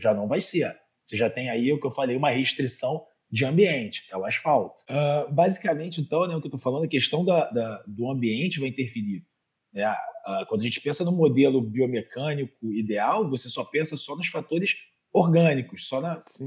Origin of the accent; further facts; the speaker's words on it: Rio de Janeiro, Brazil; accent: Carioca; eu sou do Rio de Janeiro, não sei se dá para perceber pelo sotaque. Carioca da Gema, criada no Meier